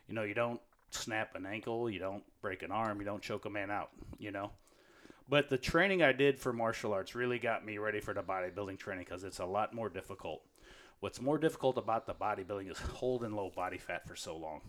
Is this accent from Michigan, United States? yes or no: no; St. Louis, Missouri, United States; Saint Louis as a pro. My hometown